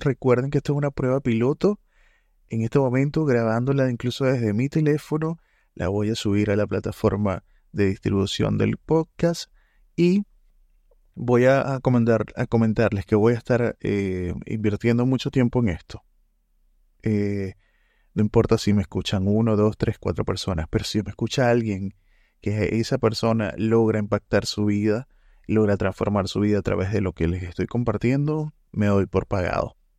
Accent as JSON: {"language": "Spanish", "country": "Venezuela", "moved": "as an adult", "lives_now": "Santiago, Chile", "said": "En este momento vivo en Santiago, de Chile. Eh, soy venezolano y, mm, estando acá hace cuatro años"}